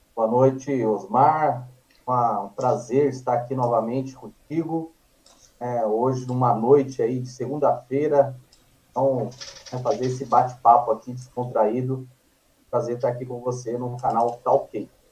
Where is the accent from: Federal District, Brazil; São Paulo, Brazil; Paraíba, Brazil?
São Paulo, Brazil; Guarulhos; moved away as an adult; also born or lived in Espírito Santo; now in Suzano, Brazil; eu venho para São Paulo com a minha família, com, eu tinha sete anos de idade, é, fui para morar em Guarulhos, então uhum. ali em Guarulhos estudei